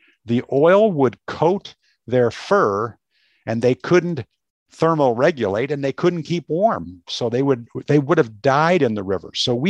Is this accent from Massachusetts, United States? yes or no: no; Allen Park, Michigan, United States; I live on the U.S. side, and so I grew up in, suburban Detroit and Allen Park, and lived around a number of different places, but yeah, Southeast Michigan's my home.